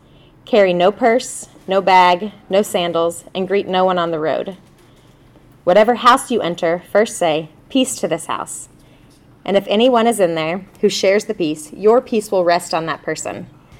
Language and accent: English; Atlanta, Georgia, United States; And so we come from Atlanta, Georgia, and we serve at a church called Campus Church.